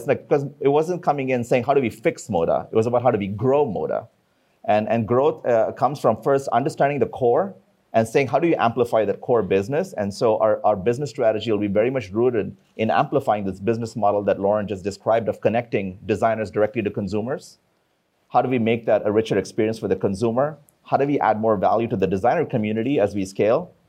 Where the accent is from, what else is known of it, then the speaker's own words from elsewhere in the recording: India; I come from India.